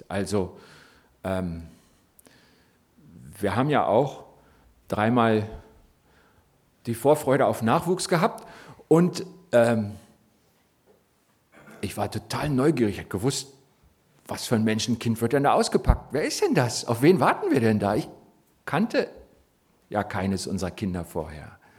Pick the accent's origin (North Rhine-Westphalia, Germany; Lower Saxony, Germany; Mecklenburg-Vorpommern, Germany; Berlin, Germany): Berlin, Germany; born there; ihr dürft jetzt gerne mir erzählen, ich bin zugereist, geboren in Berlin.